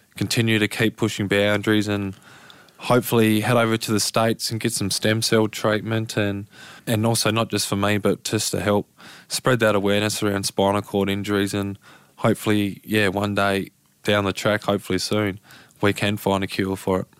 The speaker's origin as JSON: {"language": "English", "town": "Lauderdale", "region": "Tasmania", "country": "Australia", "tie": "born or raised there", "said": "down in Lauderdale. So I've been a Lauderdale boy through and through"}